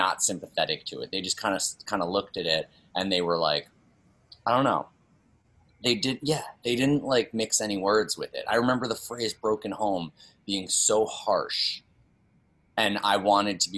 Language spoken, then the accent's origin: English; New York City, New York, United States; I grew up on the Upper East Side